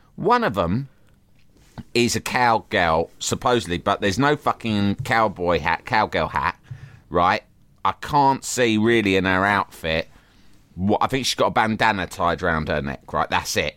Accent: London, United Kingdom; I grew up in London

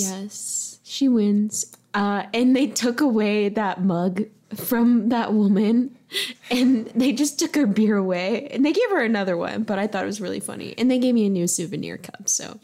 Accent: the South, United States; I'm from the South

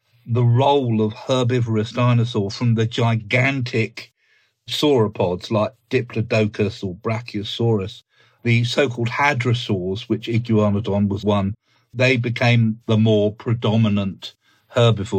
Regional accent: Ashdown Forest, Sussex, South East England, United Kingdom; I grew up in the Ashdown Forest

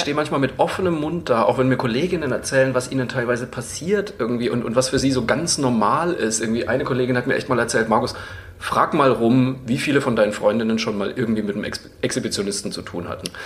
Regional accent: Bamberg, Bavaria, Germany; ich bin in Bayern aufgewa-, also in Franken aufgewachsen

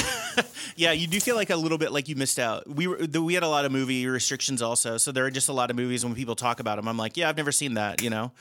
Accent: Cincinnati, Ohio, United States; moved away; I'm from Cincinnati originally

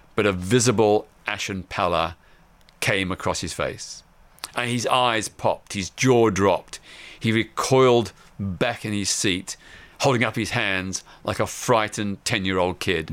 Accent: Melbourne, Victoria, Australia; I was living in my hometown of Melbourne, Australia.

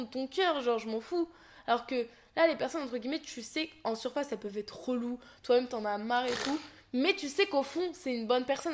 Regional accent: Seine-Saint-Denis, Île-de-France, France; born or raised there

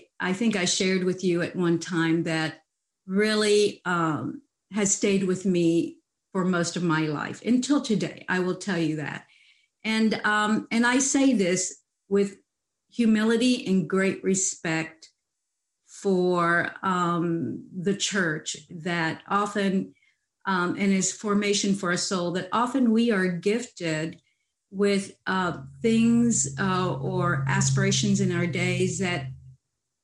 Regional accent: Fort Worth, Texas, United States; also born or lived in San Antonio, Texas; We were Hispanic growing up in San Antonio, and we didn't have much. But we moved to Fort Worth

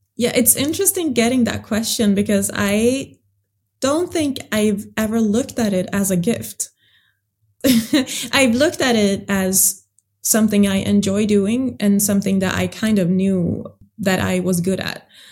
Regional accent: Sweden; I grew up in Sweden, but I do have a background in another African country

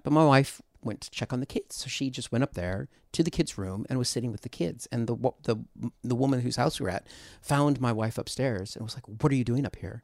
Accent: United States; moved away as an adult; I'm from America, but I've been here for twenty-two years

